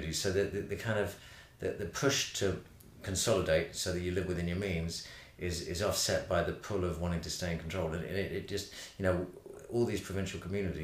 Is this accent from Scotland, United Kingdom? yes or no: no; Brighton, South East England, United Kingdom; now in London, United Kingdom; I grew up in Brighton